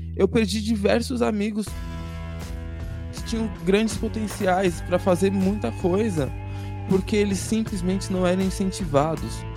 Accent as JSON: {"language": "Portuguese", "region": "São Paulo", "country": "Brazil", "tie": "born or raised there", "said": "A gente tá aqui na Zona Sul hoje, né? E eu tive uma parte da minha infância na Zona Sul"}